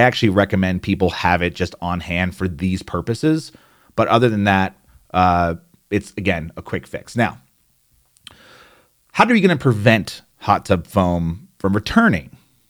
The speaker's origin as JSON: {"language": "English", "region": "New Jersey", "country": "United States", "accent": "New Jersey", "said": "There I go. There's my New Jersey accent. It just popped out."}